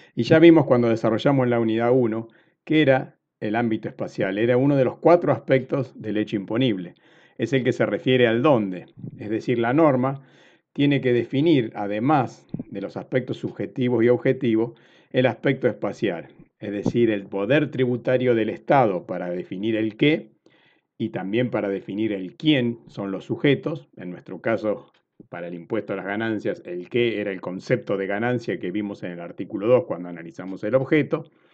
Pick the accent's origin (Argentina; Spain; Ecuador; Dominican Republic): Argentina